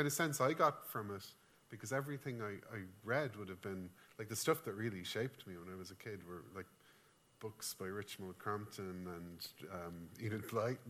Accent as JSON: {"language": "English", "region": "County Kildare", "country": "Ireland", "tie": "born or raised there"}